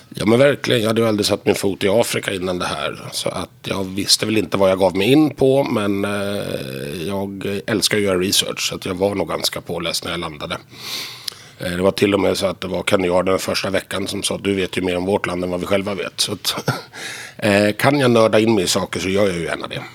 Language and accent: Swedish; Stockholm, Stockholm County, Sweden; moved away as an adult; now in Visby, Sweden; jag är tillverkad och döpt i Visby men jag är född här i Stockholm